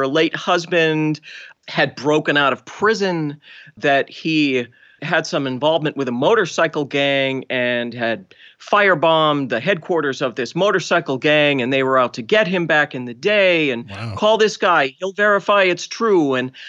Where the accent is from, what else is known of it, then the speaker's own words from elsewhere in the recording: Boston, Massachusetts, United States; I am from Boston, so despite my lack of accent.